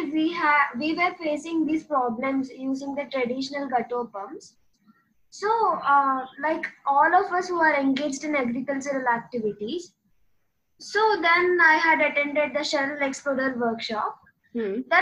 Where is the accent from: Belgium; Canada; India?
India; Western Ghats; I'm from Western Ghats, and uh, here agriculture is the main occupation.